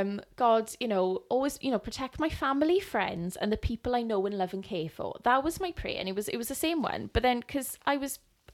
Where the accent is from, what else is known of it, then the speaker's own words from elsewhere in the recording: Wales, United Kingdom; I was brought up in church in Wales, and I just remember loving Christ.